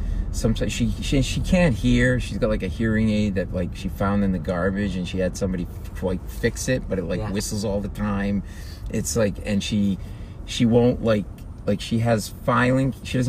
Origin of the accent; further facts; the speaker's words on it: Rhode Island, United States; And we're New England guys. Grew up an hour from each other, probably. I grew up in Rhode Island, grew up in Boston